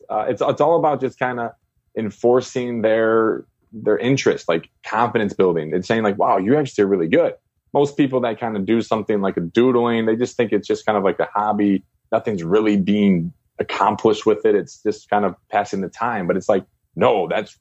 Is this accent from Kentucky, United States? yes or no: no; Chicago, Illinois, United States; moved away as an adult; also born or lived in China; I'm from Chicago, and CPS decided to close about 49 schools